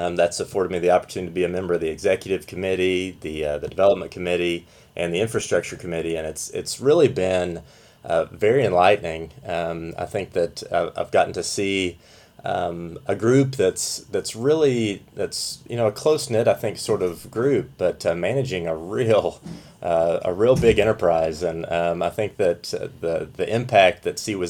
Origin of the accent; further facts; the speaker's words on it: Southeast Kentucky, United States; I grew up in Southeast Kentucky